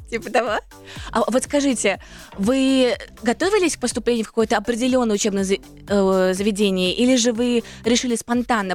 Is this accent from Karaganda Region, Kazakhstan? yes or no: no; Almaty, Kazakhstan; moved away as an adult; also born or lived in Moscow; Я родилась в Алматы